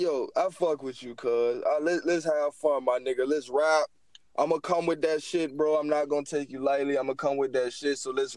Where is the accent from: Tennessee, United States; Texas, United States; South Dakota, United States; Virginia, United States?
Virginia, United States; I'm from Virginia, nigga. That shit in my blood, cuz. That's where I'm from, bro.